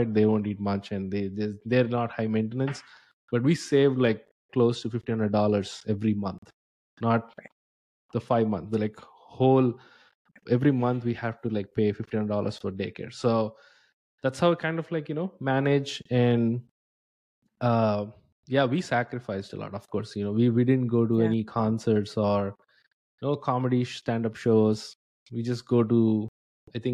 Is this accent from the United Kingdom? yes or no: no; India; moved away as an adult; So I'm from India. I moved here like 10 years ago.